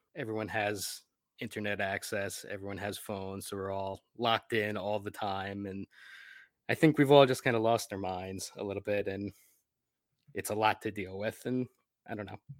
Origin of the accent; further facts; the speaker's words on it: New Jersey, United States; I grew up in New Jersey